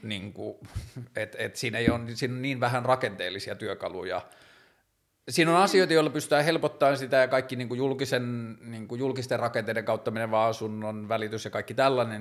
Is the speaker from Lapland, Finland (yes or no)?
yes; Tornio, Lapland, Finland; mä oon kasvanut pikkukaupungissa, mä oon kasvanut siellä Torniossa